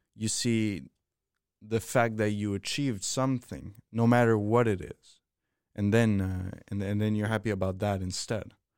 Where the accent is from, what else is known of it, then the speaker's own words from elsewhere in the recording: Switzerland; moved away; I come from Switzerland